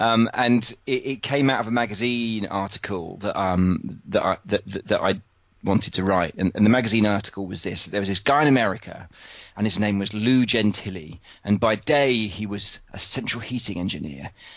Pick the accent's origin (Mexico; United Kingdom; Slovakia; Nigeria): United Kingdom; being British